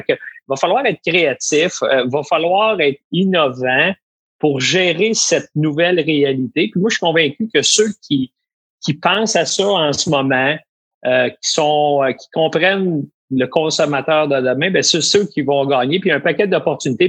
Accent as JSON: {"language": "French", "region": "Quebec", "country": "Canada", "said": "chez nous au Québec"}